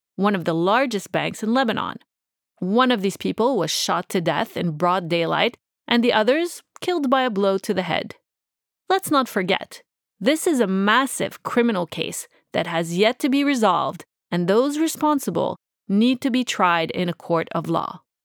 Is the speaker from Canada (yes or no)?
yes; Canada; I'm just Canadian